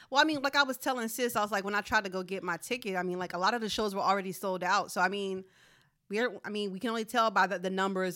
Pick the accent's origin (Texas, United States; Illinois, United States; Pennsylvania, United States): Pennsylvania, United States; Philadelphia; I'm from Philadelphia